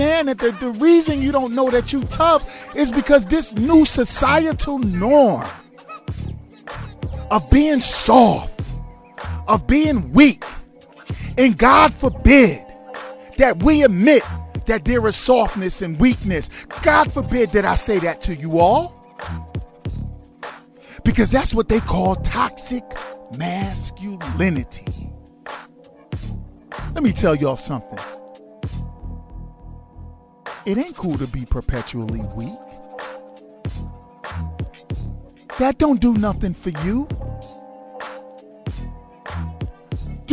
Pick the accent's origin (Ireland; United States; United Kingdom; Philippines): United States; New York; I'm a New Yorker